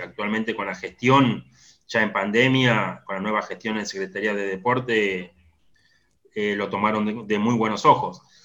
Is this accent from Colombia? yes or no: no; Salta, Argentina; moved away as an adult; now in La Plata, Argentina; Me crié en Salta desde, los siete años